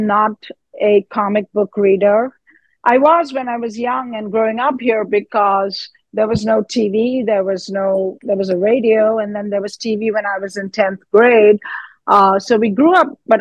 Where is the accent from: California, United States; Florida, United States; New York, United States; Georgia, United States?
New York, United States; I'm a New Yorker